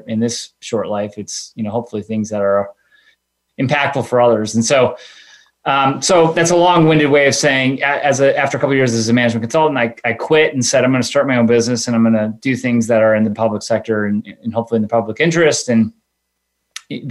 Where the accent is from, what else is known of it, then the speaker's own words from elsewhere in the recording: Chicago, Illinois, United States; I come from the suburbs of Chicago, youngest of three kids, went to Northwestern University.